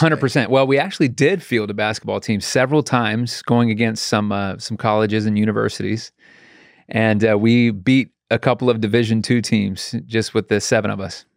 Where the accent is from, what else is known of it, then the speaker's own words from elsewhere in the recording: Raleigh, North Carolina, United States; I was born in Raleigh, North Carolina.